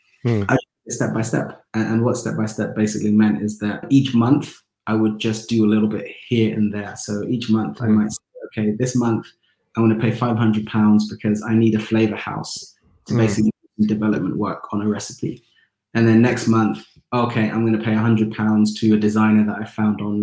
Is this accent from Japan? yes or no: no; London, United Kingdom; Growing up in Tottenham